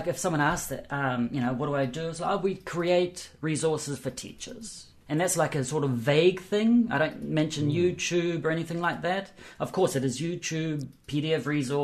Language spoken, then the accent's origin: English; New Zealand; I'm from New Zealand